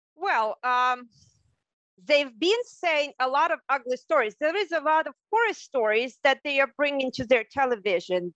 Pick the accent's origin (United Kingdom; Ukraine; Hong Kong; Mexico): Ukraine; moved away as an adult; also born or lived in Krasny Liman, Ukraine / Odesa, Ukraine / Germany; now in Hawaii, United States; So uh, in the northern Ukraine, I spent the first 10 years of my life, I believe. I started my elementary school there. And then I moved uh, to the southern Ukraine, to Odessa, and I lived there for the next 20 years